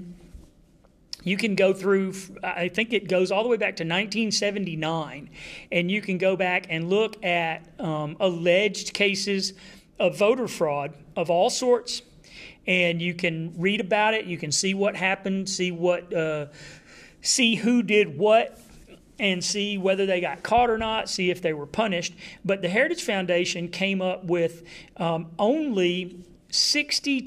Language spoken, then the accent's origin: English; Texas, United States; I'm from Texas